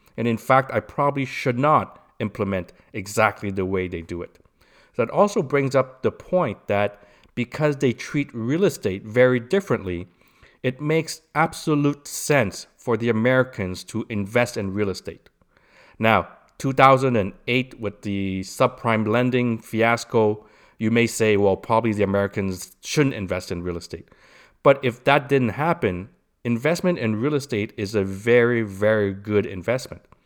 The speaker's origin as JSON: {"language": "English", "country": "Canada", "said": "I'm Canadian"}